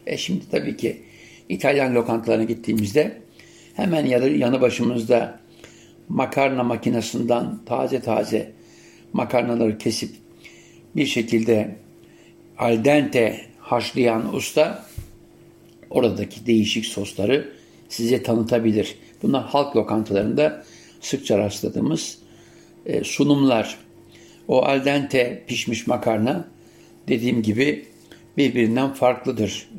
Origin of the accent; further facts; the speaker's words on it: Siirt, Siirt Province, Turkey; Biz ailecek zeytinyağıyla haşır neşirdik. Yani Siirt'te olmamıza rağmen zeytinyağı vardı.